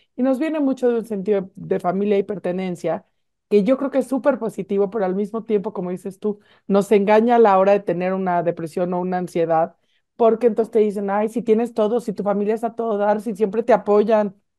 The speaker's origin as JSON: {"language": "Spanish", "country": "Mexico", "said": "estamos deprimidos los mexicanos"}